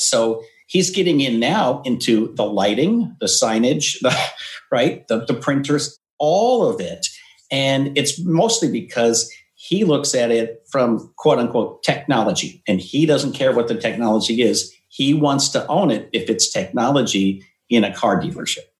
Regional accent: Yakima, Washington, United States; also born or lived in North Dakota; now in California, United States; I was born in North Dakota, but moved, I think I was three, we moved to Washington State. So I was okay. raised in, in Eastern Washington in a town called Yakima

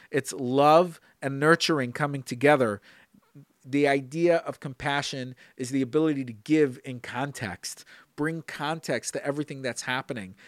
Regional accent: Brooklyn, New York, United States; Growing up in Brooklyn, I watched my father and before my grandfather, the way they would line these matzahs

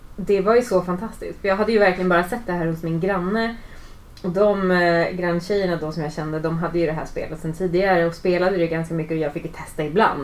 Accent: Kiruna, Norrbotten County, Sweden; Kiruna, där jag kommer ifrån

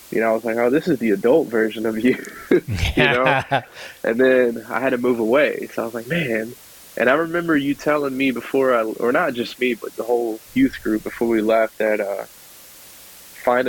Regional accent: Warner Robins, Georgia, United States; born or raised there; also born or lived in Statesboro, Georgia

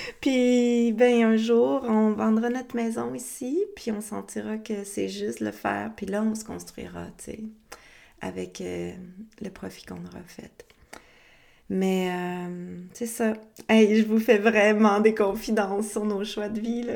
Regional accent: Quebec, Canada; also born or lived in Costa Rica; dans notre beau Québec qui n'est plus libre

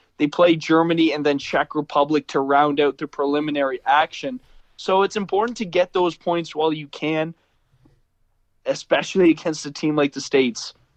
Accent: Canada; we're Canadian

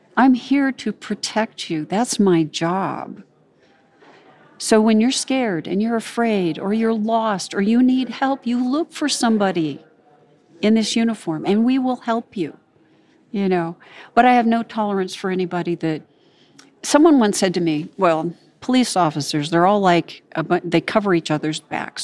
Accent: California, United States; I grew up in California

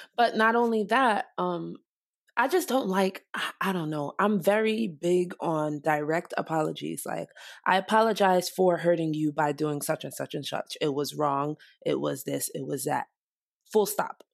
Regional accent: Nigeria; I'm Nigerian

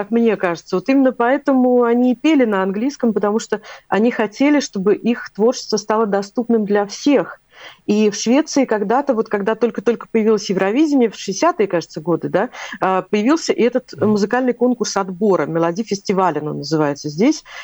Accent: Latvia; Когда при нем назовешь это имя, я когда сказала, что я из Латвии, он, он прямо аж подпрыгнул от

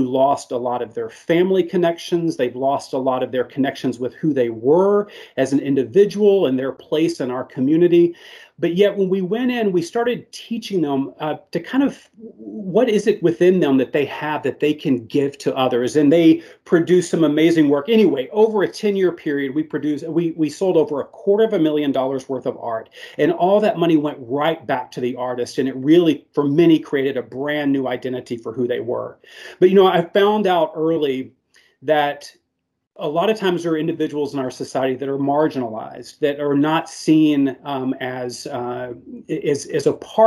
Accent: Arkansas, United States; I am from the South here, so we only drink the sweet tea down here in Arkansas

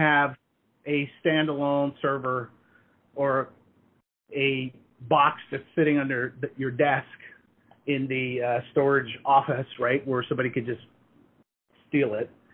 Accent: Hawaii, United States; moved away as an adult; also born or lived in Redmond, Washington; I grew up in Hawaii

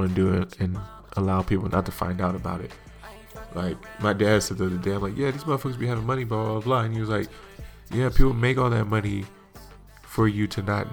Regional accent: hometown of the Warriors, California, United States; root for my hometown

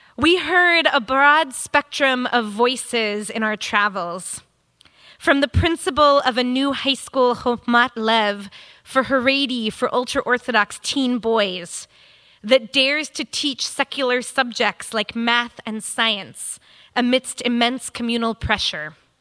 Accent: United States; as an American Reformed female rabbi

